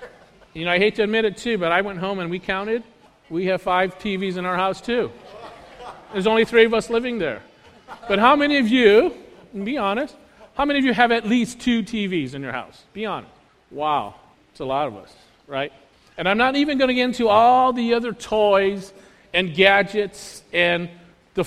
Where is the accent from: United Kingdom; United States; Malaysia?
United States; we Americans